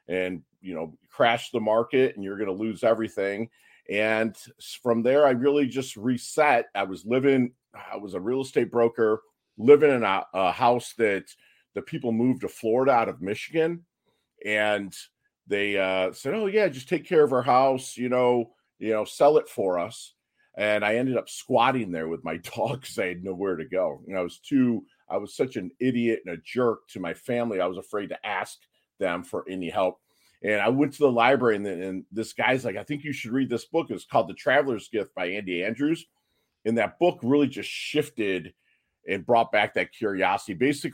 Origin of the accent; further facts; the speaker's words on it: Philippines; born there; Yeah, man. I was born in 72. And I was born in the Philippine Islands.